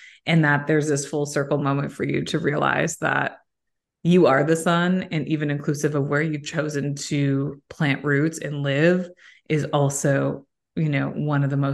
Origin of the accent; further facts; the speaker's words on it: Toronto, Ontario, Canada; I'm from Toronto.